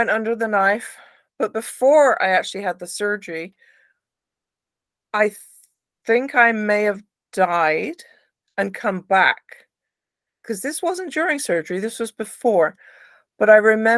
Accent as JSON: {"language": "English", "area": "Somerset", "region": "South West England", "country": "United Kingdom", "tie": "born or raised there", "said": "my area where I grew up in Somerset in the UK"}